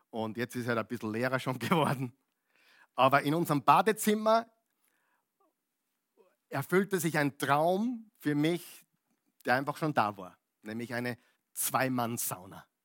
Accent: Upper Austria, Austria; also born or lived in United States; now in Vienna, Austria; da sind wir jetzt seit 25 Jahren da, als echter Oberösterreicher, von Amerika gekommen, Oberösterreich und jetzt sind wir eben in Wien.

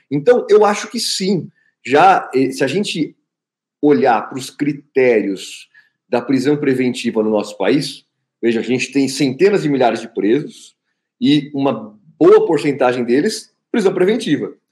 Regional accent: Osasco, São Paulo, Brazil; pega o padre aqui de Osasco, que é meu conterrâneo, também sou de Osasco

